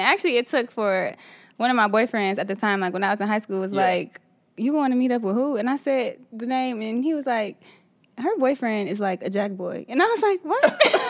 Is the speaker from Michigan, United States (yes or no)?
yes; Southfield, Michigan, United States; And actually I'm from Southfield.